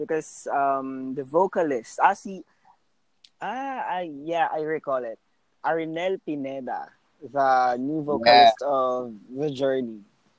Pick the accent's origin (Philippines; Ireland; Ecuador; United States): Philippines; I am a Filipino, a language teacher here in the Philippines. A Filipino, a native language teacher here in the Philippines.